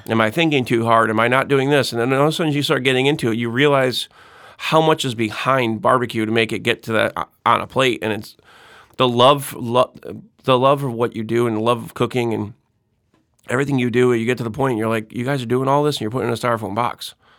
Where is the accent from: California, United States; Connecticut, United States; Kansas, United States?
Connecticut, United States; Windsor Locks; moved away as an adult; also born or lived in Hartford, Connecticut; now in Saint Tammany Parish, United States; I grew up in Windsor Locks, Connecticut